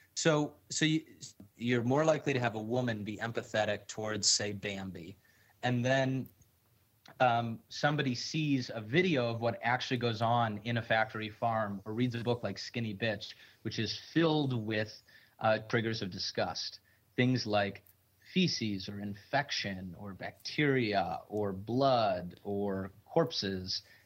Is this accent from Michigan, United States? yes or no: yes; Michigan, United States; I'm from Michigan and tons of people hunt in Michigan.